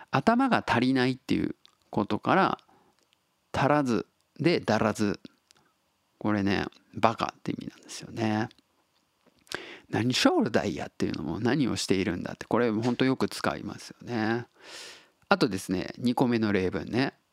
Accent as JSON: {"language": "Japanese", "region": "Tottori", "country": "Japan", "tie": "born or raised there", "said": "ネイティブなんですよ僕は鳥取生まれ20約20年鳥取にで暮らしてたんですけど"}